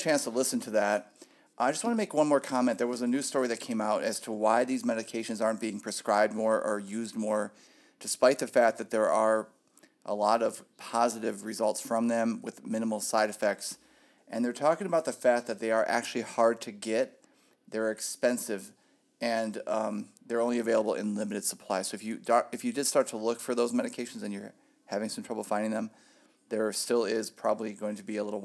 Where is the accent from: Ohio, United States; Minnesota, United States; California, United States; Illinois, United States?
Ohio, United States; moved away as an adult; now in Phoenix, United States; I'm from Ohio.